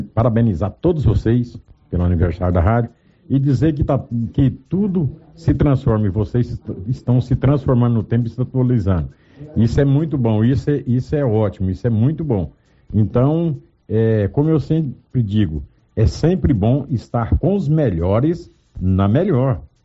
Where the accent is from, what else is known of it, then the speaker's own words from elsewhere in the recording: Silvânia, Goiás, Brazil; moved away as an adult; also born or lived in São Paulo; Era através da Rio Vermelho que eu ficava sabendo de tudo que acontecia em minha terra, no meu turrão querido